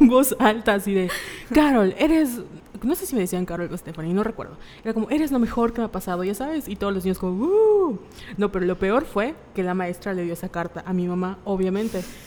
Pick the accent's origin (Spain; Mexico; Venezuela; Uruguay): Mexico; la cultura como mexicana